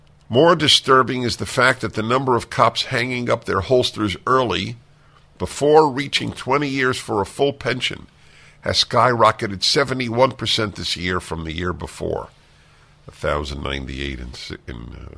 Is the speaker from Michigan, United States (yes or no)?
no; New York, United States; I grew up in New York